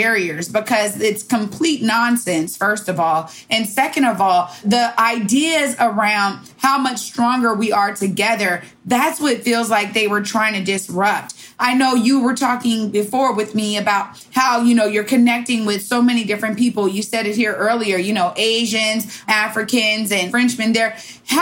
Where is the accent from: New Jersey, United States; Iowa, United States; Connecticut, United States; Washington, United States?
Washington, United States; Seattle; my hometown